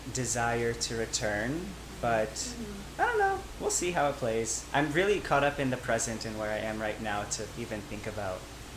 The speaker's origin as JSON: {"language": "English", "town": "Petaluma", "region": "California", "country": "United States", "tie": "born or raised there", "also_born_or_lived": "Oakland, California", "moved": "as an adult", "lives_now": "New York, United States", "said": "I grew up in the North Bay"}